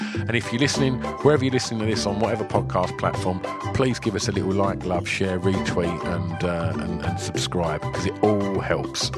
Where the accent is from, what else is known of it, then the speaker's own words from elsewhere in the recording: United Kingdom; as two British lads